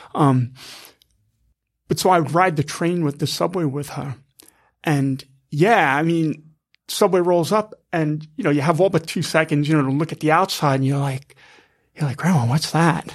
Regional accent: Massapequa, New York, United States; also born or lived in Queens, New York; now in New York City, United States; 'cause I was born in Queens, raised on Strong Island, so, you know, we're living in a house, you know, out in Massapequa

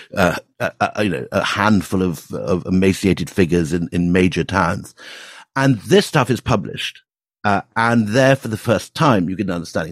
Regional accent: Scotland, United Kingdom; I actually grew up um, as Andrew did in, in Scotland

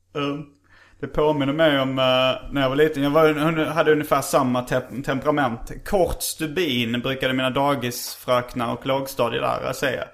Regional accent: Hjärup, Skåne, Sweden; som vi spelar sönder rätt mycket på vinylspelaren hemma i Hjärup

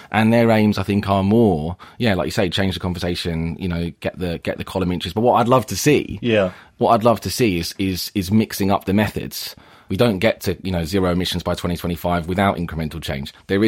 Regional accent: Forest Hill, London, United Kingdom; I grew up in Forest Hill in southeast London.

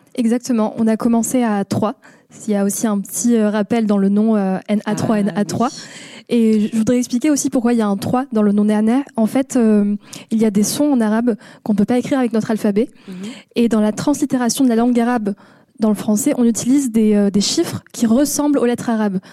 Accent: France; accent: French; first language Moroccan Arabic; French is a second language; je suis française d'origine marocaine et il s'avère que je suis la première personne dans ma famille à être née en France

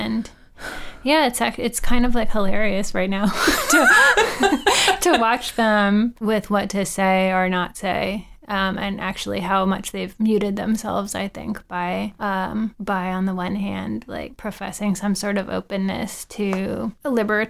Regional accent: Norfolk, Virginia, United States; moved away; it's my hometown.

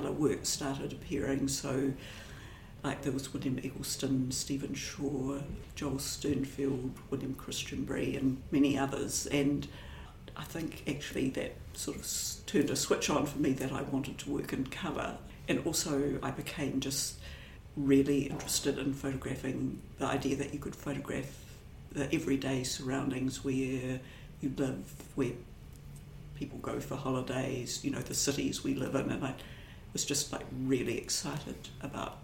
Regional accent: Dunedin, Otago, New Zealand; moved away as an adult; now in Wellington, New Zealand; I grew up in Dunedin and lived there till I was maybe about 25

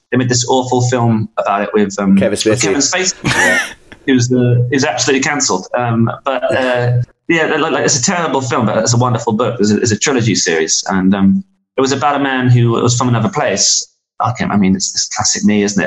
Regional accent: England, United Kingdom; being an Englishman making records in, in America

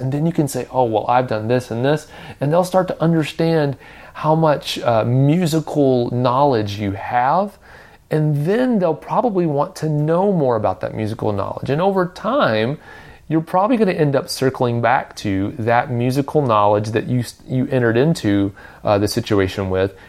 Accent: Nashville, Tennessee, United States; I grew up in Nashville

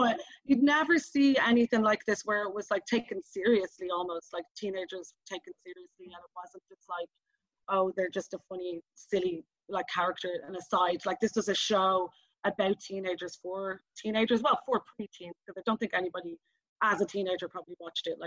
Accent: Dublin, Leinster, Ireland; I'm from Dublin

